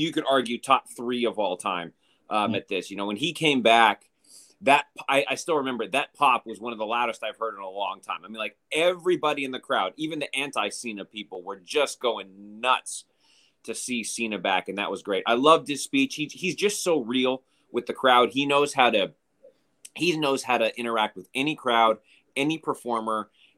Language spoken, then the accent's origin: English; Colorado, United States; moved away; my hometown of Colorado